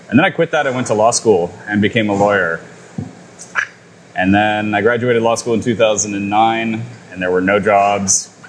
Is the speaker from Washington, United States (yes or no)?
yes; Bainbridge Island, Washington, United States; I grew up here on Bainbridge Island and, you know, in the Seattle area